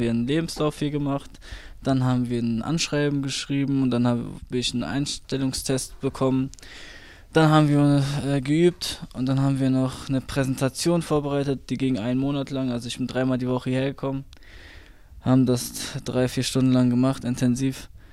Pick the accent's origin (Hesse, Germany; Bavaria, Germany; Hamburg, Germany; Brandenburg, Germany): Hesse, Germany; Fulda; ich bin aufgewachsen am Aschenberg. Ich bin 26 Jahre alt, also ich lebe schon seit sechs, über, sechs, über 20 Jahren hier am Aschenberg